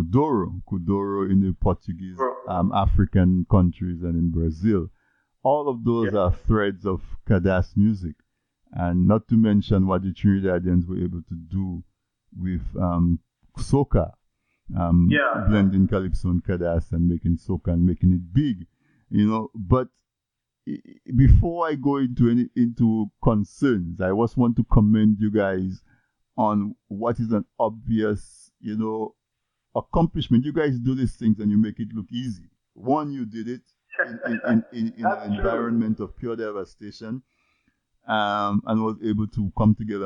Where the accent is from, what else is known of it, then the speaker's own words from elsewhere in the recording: Dominica; moved away; I grew up in Dominica in the 70s, early 80s